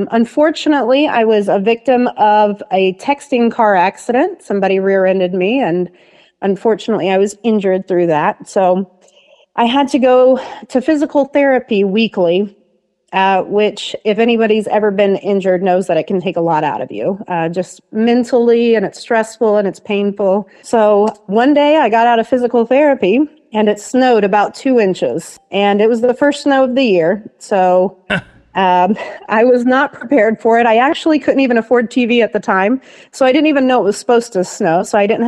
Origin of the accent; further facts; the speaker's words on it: Henry County, Indiana, United States; now in Portland, Indiana, United States; I was raised in Henry County